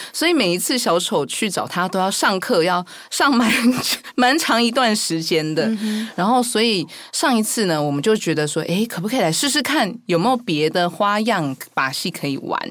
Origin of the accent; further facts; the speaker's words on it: Kaohsiung, Taiwan; 我是在高雄出生